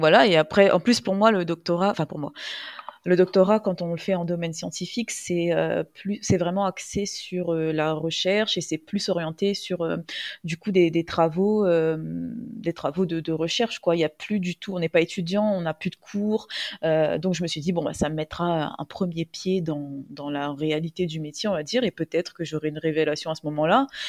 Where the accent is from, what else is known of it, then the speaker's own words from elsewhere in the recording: Réunion; also born or lived in metropolitan France; je vis à La Réunion, je suis réunionnaise